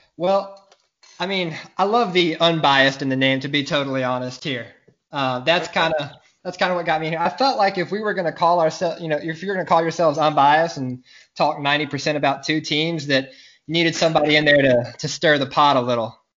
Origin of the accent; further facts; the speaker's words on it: Mobile, Alabama, United States; I am from Mobile, Alabama.